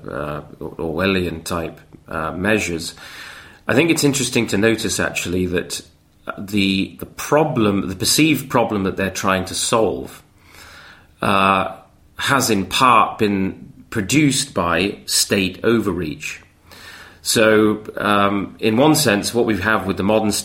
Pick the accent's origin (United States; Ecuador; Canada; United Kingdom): Canada; moved away; I'm from Canada